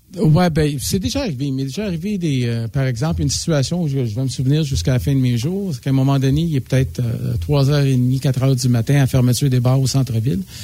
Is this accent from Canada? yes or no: yes; Montreal, Quebec, Canada; je suis natif de Montréal